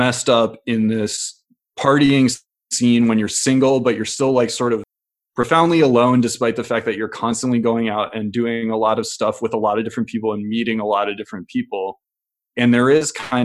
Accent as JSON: {"language": "English", "region": "Midwest", "country": "United States", "tie": "born or raised there", "said": "someone who grew up in the Midwest"}